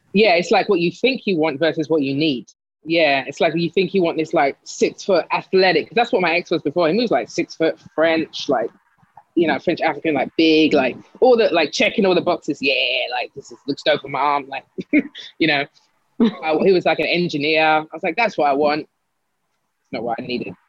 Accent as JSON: {"language": "English", "region": "London", "country": "United Kingdom", "tie": "born or raised there", "also_born_or_lived": "Greenwich / Sydenham", "moved": "as an adult", "lives_now": "New York, United States", "said": "born in born in Greenwich, um, but lived in Lewisham my whole life up until I moved here."}